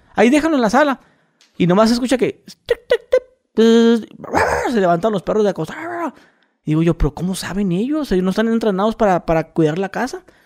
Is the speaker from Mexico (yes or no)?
yes; northern Mexico border, Mexico; yo que soy de frontera